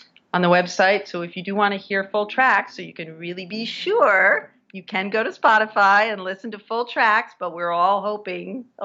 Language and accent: English; Virginia, United States; now in New York City, United States; my home state of Virginia